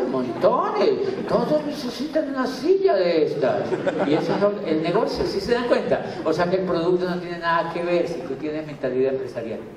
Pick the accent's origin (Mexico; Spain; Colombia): Colombia; Miranda, Cauca; ¿De dónde, señora? Yo soy de Miranda Mocauca.